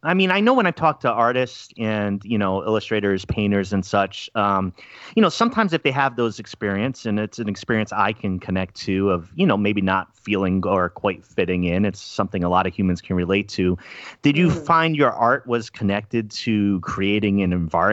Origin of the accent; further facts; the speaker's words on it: East Coast of the U.S., United States; moved away as an adult; now in Oregon, United States; I'm from the East Coast of the U.S. originally and made my way out here. I've been in the area for about 9 years